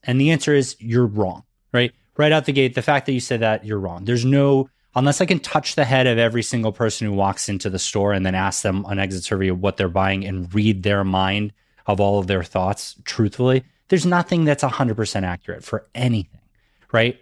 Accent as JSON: {"language": "English", "region": "Massachusetts", "country": "United States", "tie": "born or raised there", "said": "growing up in Massachusetts, that was something that they definitely made sure we learned in school."}